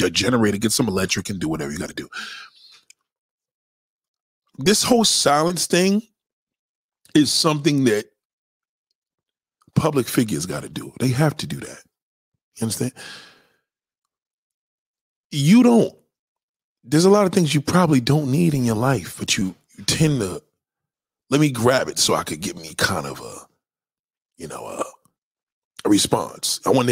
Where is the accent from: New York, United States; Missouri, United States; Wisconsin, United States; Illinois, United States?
New York, United States; New York City; that's my hometown.